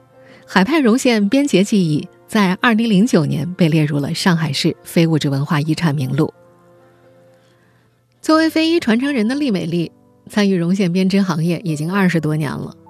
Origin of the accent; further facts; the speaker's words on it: Nanjing, Jiangsu, China; 作为一个南京人，这里我们得特别澄清一下，此绒花并不是南京绒花。